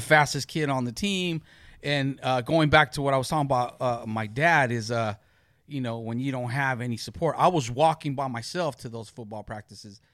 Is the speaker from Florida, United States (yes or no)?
no; Long Beach, California, United States; I grew up in Long Beach, born and raised.